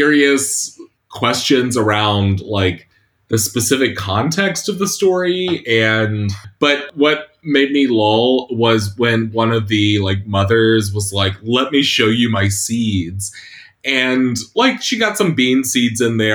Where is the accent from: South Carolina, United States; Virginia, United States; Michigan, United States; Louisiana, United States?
South Carolina, United States; Catawba Indian Nation; I'm a citizen of Catawba Indian Nation. We call ourselves the people of the river because we've lived along the Catawba River